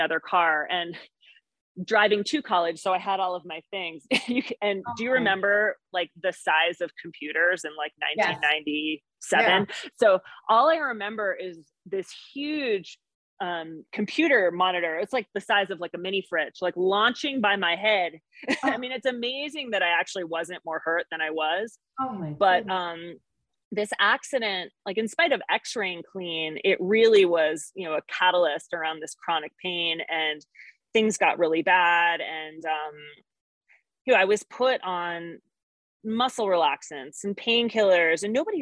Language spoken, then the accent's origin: English; East Coast, United States; moved away as an adult; now in Montana, United States; I'm an East Coaster, born and raised